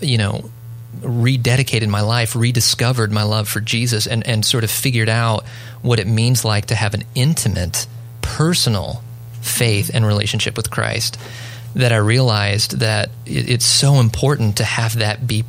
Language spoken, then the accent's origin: English; Southern California, United States; moved away; also born or lived in Tennessee; I grew up in Southern California. We actually moved to rural Tennessee in the early 2000s